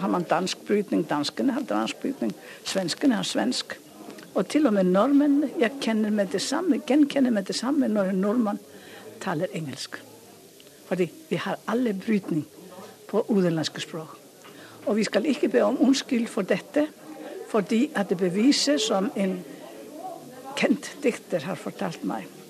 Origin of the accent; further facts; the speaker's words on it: Iceland; accent: heavy Icelandic; Norwegian is a second language; jeg har jo islandsk identitet. Og jeg vil gjerne at eh, man hører at jeg kommer fra Island